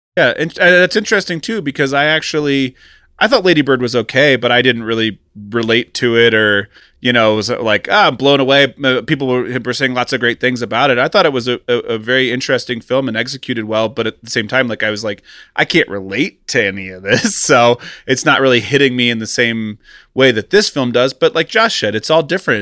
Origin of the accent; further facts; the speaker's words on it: Kansas City, United States; now in Los Angeles, United States; I grew up in Kansas City in the nineties